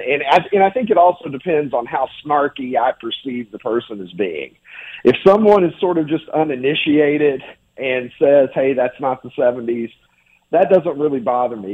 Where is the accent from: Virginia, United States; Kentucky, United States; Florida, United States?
Kentucky, United States; moved away; I grew up in Kentucky.